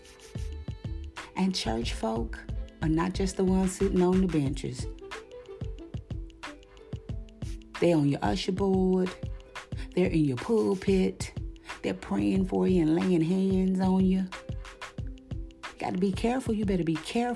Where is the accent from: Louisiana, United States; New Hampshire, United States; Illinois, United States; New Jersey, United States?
Louisiana, United States; White Castle; also born or lived in Bayou Goula, Louisiana / Baton Rouge, Louisiana; I grew up in White Castle, Louisiana, where everybody didn't take no mess